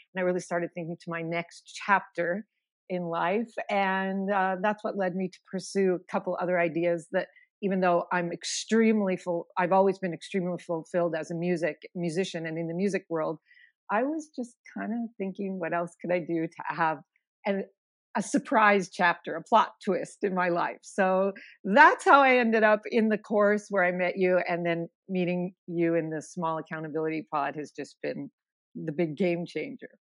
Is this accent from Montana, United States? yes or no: yes; Missoula, Montana, United States; moved away as an adult; I'm originally from Missoula, Montana, and I spent, um, eighteen wonderful years growing up there.